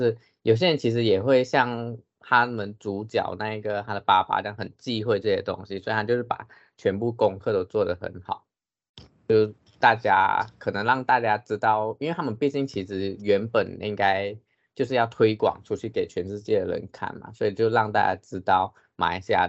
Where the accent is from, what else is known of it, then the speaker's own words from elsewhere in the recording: Taiwan; born there; 毕竟因为文化差异嘛，像我们现在生在台湾，虽然我们都是华人，可是有一些还是会不一样。